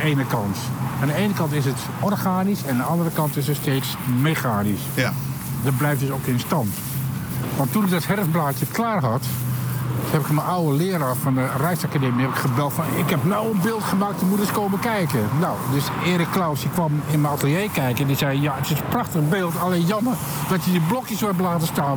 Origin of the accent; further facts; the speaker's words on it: Achterhoek, Gelderland, Netherlands; moved away as an adult; also born or lived in Utrecht; now in Amsterdam, Netherlands; ik kom oorspronkelijk uit de Achterhoek